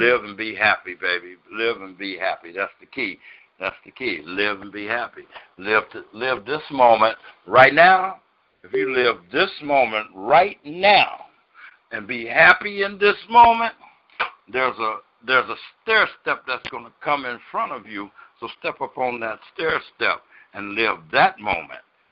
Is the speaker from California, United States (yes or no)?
yes; California, United States; my home state